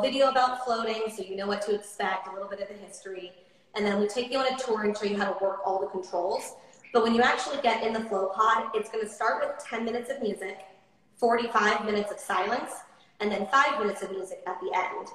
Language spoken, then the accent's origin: English; Coronado, California, United States; also born or lived in Nashville, Tennessee; now in Austin, United States; I'm from Coronado, California, which is an island just off of San Diego